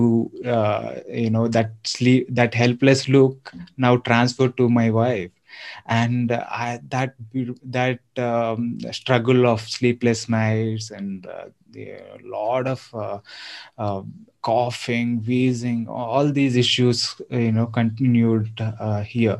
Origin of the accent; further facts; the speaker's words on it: Eluru, Andhra Pradesh, India; also born or lived in Hyderabad; now in Bangalore, India; I am from Andhra. So I'm from a town called Eluru, and I've lived for about 10 years in Hyderabad